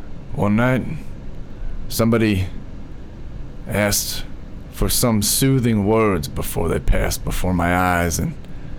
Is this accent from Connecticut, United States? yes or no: yes; Lampkin, Connecticut, United States; born there; Born in Lampkin, Connecticut